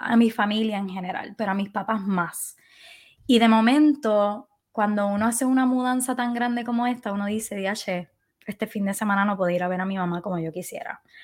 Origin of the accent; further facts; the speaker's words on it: Puerto Rico; moved away as an adult; yo decidí irme de Puerto Rico